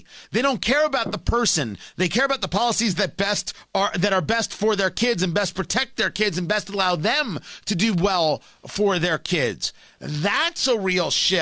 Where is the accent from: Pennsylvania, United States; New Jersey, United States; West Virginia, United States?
New Jersey, United States; I grew up in Jersey